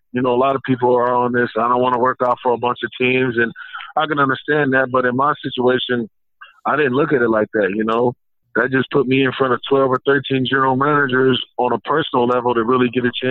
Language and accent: English; Ohio, United States; You know, I'm from Ohio, so it was always cold.